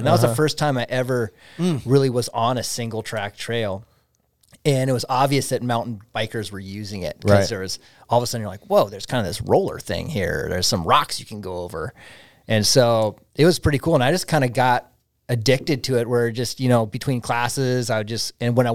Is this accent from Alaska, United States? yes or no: yes; Palmer, Alaska, United States; also born or lived in Nome, Alaska; born in Alaska, born in Nome